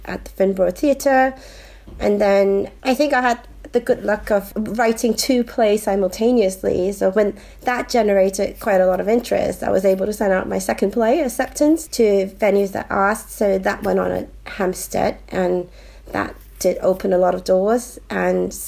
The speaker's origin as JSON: {"language": "English", "country": "Hong Kong", "moved": "yes", "said": "I'm originally from Hong Kong"}